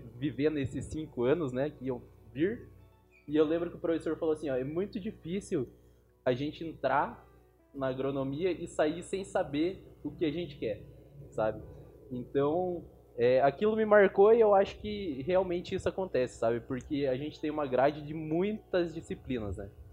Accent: Curitiba, Paraná, Brazil; also born or lived in Blumenau, Santa Catarina; eu nasci em Blumenau e com 3 anos de idade eu já vim para Curitiba. Então eu me considero um curitibano

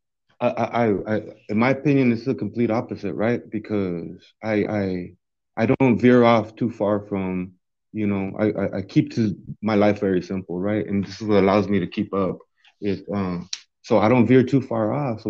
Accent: Yuma, Arizona, United States; moved away as an adult; now in Tucson, United States; I'm originally from Yuma, Arizona. I was in Yuma 25 years, you know.

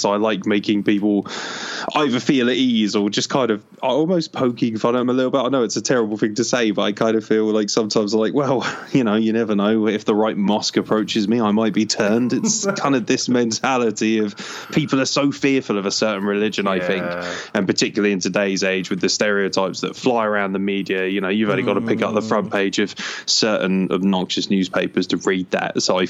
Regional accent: England, United Kingdom; born there; I was born in England, so realistically I'm not really anything other than an appearance.

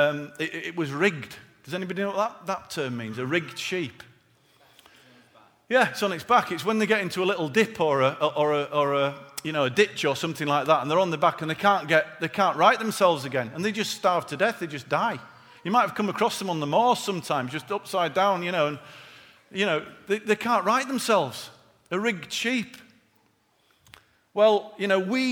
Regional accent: Yorkshire and the Humber, United Kingdom; being born and bred in Yorkshire

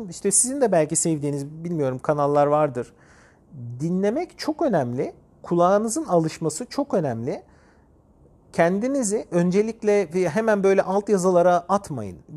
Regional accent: Turkey; Benim eşim Ukraynalı. Ben Türk'üm.

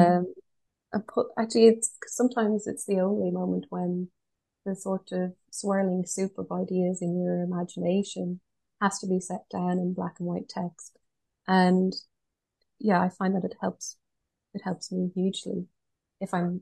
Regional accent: Galway, Connacht, Ireland; I'm from Galway, west of Ireland

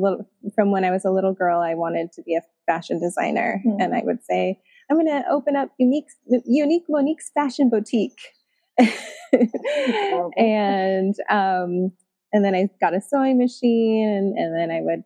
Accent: Chicago, Illinois, United States; moved away as an adult; also born or lived in Munster, Indiana / Texas; now in Topanga, United States; I was born in Munster, Indiana. It's a suburb outside of Chicago, and I was raised all around Chicago

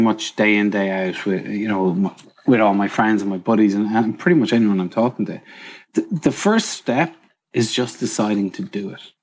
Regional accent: Trim, County Meath, Ireland; moved away; I'm from Ireland, across the water, and I grew up in a small town called Trim.

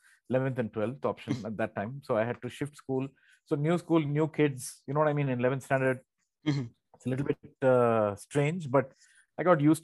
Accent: Bangalore, Karnataka, India; first language Tamil; English is a second language; also born or lived in Tamil Nadu; I'm basically born and brought up in Bangalore. My mother tongue is Tamil.

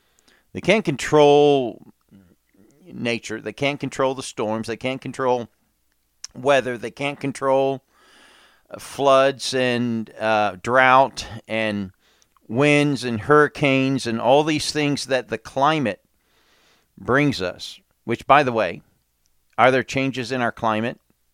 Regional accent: England, United Kingdom; when I grew up in England, we had storms and snow

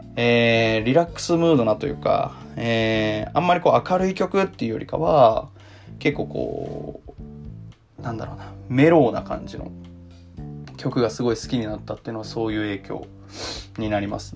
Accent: Tokyo, Japan; moved away as an adult; also born or lived in Yokohama; now in Osaka, Japan; 東京で生まれて、えー、東京で育ってですね

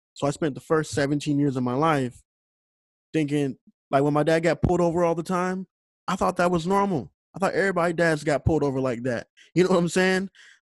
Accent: St. Louis, Missouri, United States; I grew up in St. Louis

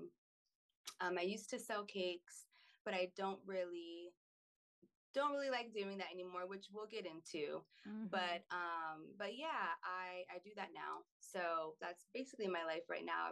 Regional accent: Pennsylvania, United States; also born or lived in North Carolina / Germany; now in Florida, United States; I grew up in Pennsylvania

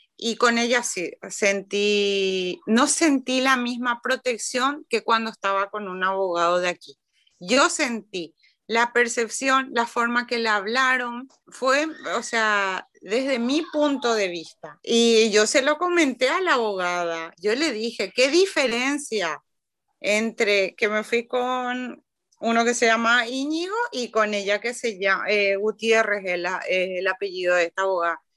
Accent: Paraguay; now in Bilbao, Spain; que era paraguaya, coincidía que era festivo en mi tierra

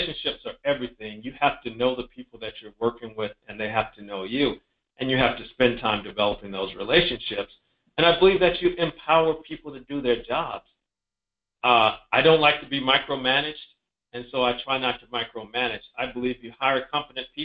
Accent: Columbus, Georgia, United States; also born or lived in Decatur, Georgia; I was born in Georgia, born in Columbus, Georgia, grew up in Columbus and Decatur, Atlanta area

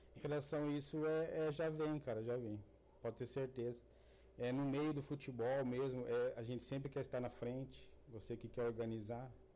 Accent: Sertaneja, Paraná, Brazil; moved away as an adult; also born or lived in Cornélio Procópio; lá a gente nascia tudo em Cornélio Procópio, mas morando na região, né? Sertaneja, Leópolis, Sancho Alegre.

